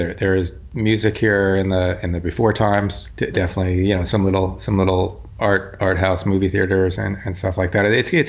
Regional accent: New York City, New York, United States; also born or lived in Long Beach / Santa Monica / Venice / Montauk; now in Santa Rosa, United States; So down in Long Beach, I'd been in Santa Monica and Venice before that. But I'm from New York, mostly the city in Brooklyn. But of course, Montauk and Sag Harbor, lived out there for a few years too.

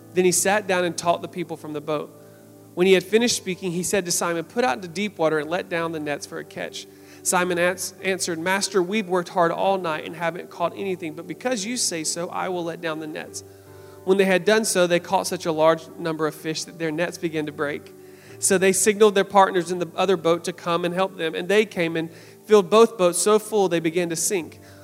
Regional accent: South Georgia, United States; I grew up in South Georgia

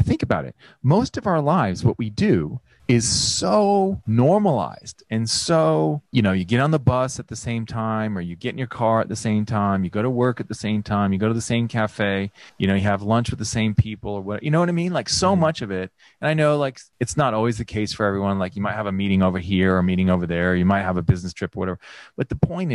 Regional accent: California, United States; moved away as an adult; now in Australia; growing up in the United States, in particular in California

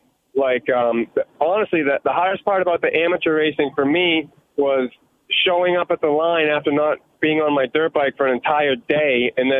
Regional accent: New England, United States; I grew up racing in New England, but I never, like, chased championships in New England, really, you know.

